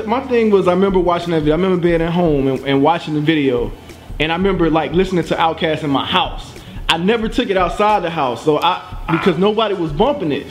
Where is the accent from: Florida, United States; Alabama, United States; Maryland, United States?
Florida, United States; Pensacola; I was on the Panhandle though, so you know I'm from Pensacola